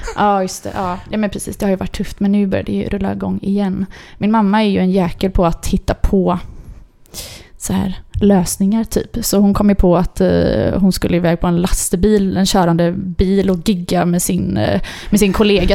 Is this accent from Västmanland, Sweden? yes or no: no; Mölndal, Västra Götaland, Sweden; jag är eh, född och uppvuxen i Mölndal